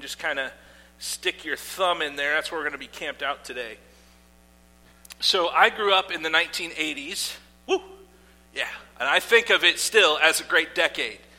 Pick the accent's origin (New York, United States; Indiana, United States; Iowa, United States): Iowa, United States; I grew up in Iowa